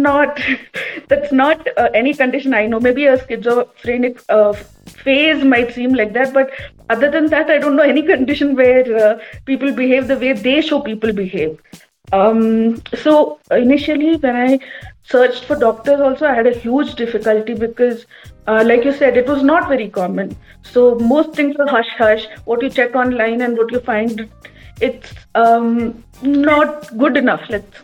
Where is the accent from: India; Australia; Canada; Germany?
India; Kerala; I'm from Kerala